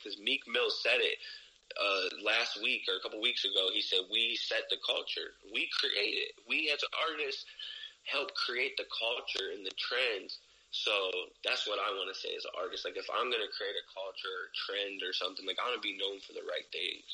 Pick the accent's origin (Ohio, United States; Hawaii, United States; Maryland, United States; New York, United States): Ohio, United States